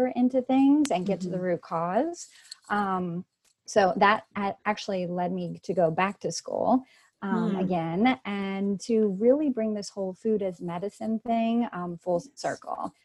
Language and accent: English; Virginia, United States; I grew up in Virginia